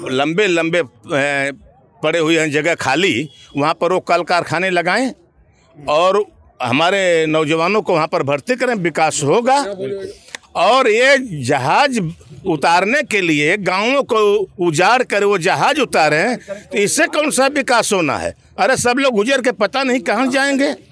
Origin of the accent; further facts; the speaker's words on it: Azamgarh, Uttar Pradesh, India; यहाँ पर सबसे पहले हम किसान हैं यहाँ के मूल निवासी हैं